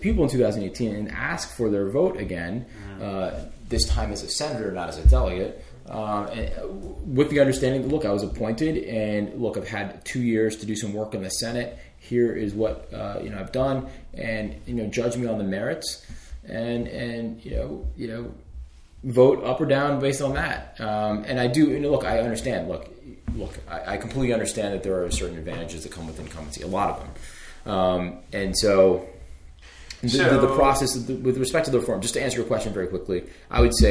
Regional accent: United States; the community that I grew up in Montgomery County

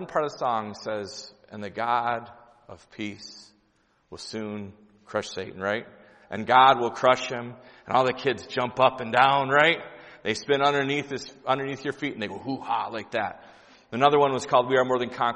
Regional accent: Grand Rapids, Michigan, United States; I'm from Grand Rapids, Michigan

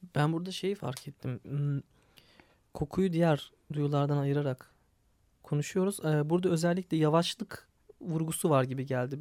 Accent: Istanbul, Turkey; Ben de bir Kadıköylü olarak

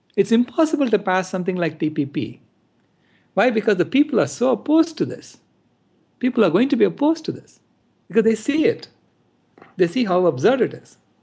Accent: India; now in United States; I was born in India and I'm here in the U S

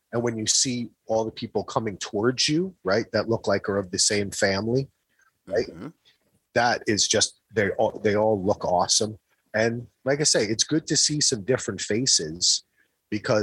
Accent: New Jersey, United States; I'm from New Jersey

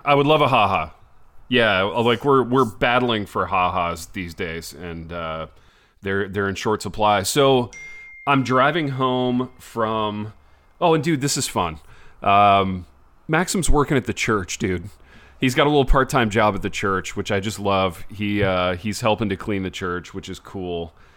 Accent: United States; as an American

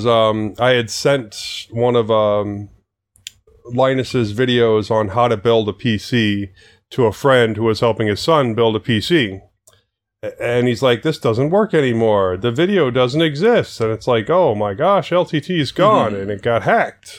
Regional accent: Alaska, United States; I was born in Alaska.

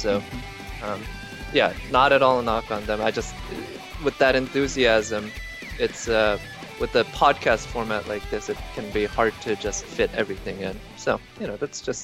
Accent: South Korea; now in United States; growing up in Korea

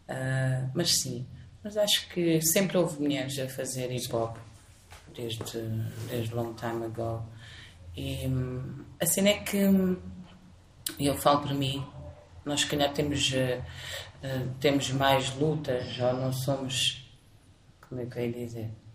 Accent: Algarve, Portugal; now in Lisbon, Portugal; sou do Algarve, sempre vivi no Algarve, mas agora estou a viver em Lisboa.

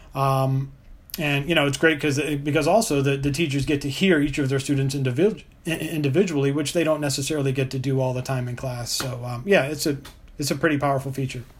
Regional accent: Richmond, Virginia, United States; my, my hometown of Richmond, Virginia

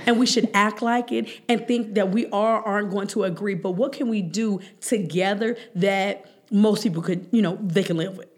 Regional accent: Cleveland, Ohio, United States; I grew up in Huff

